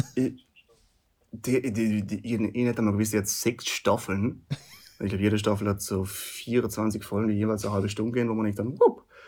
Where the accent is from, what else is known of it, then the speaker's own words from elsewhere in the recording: South Tyrol, Trentino-Alto Adige, Italy; bei uns daheim in Südtirol